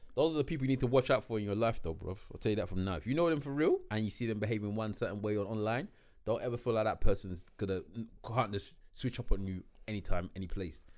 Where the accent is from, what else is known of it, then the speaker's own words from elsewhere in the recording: Nigeria; me as a Nigerian